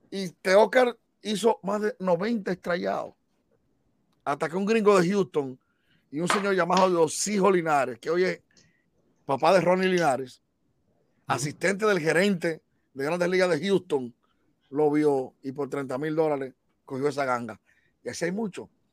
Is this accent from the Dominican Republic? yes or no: yes; Bonao, Monseñor Nouel, Dominican Republic; now in New York, United States; Yo soy de Bonado